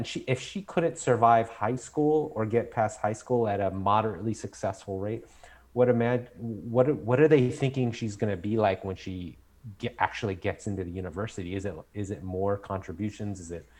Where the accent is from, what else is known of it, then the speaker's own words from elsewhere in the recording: Southern California, United States; I'm born and raised in Southern California